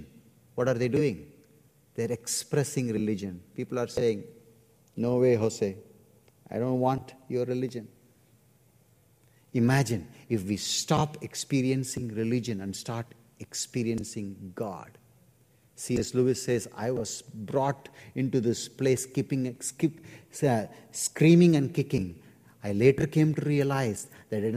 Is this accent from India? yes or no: yes; India; my church in India